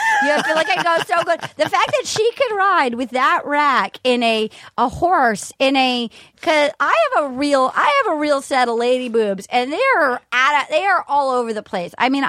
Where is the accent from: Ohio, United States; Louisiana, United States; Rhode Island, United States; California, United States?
Rhode Island, United States; I'm from Rhode Island.